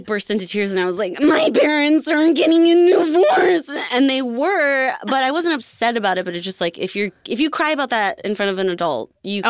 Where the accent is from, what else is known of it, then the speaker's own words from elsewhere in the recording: Alberta, Canada; I'm from Alberta